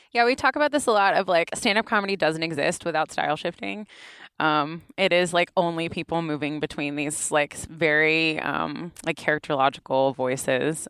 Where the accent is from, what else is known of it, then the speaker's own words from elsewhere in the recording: Knoxville, Tennessee, United States; accent: Southern, urban Appalachian; now in Ann Arbor, United States; I'm from Knoxville. Knoxville from Tennessee, largest city in Appalachia